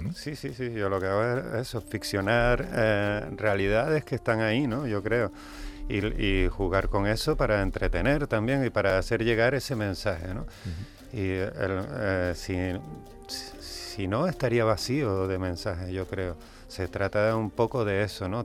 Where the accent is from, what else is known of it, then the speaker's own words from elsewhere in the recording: Canary Islands, Spain; somos canarios todo el año